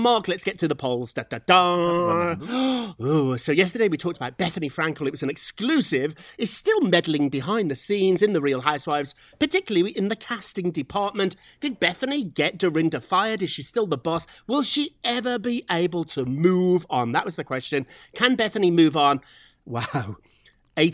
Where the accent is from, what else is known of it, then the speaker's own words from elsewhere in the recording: United Kingdom; now in United States; when I was growing up in Britain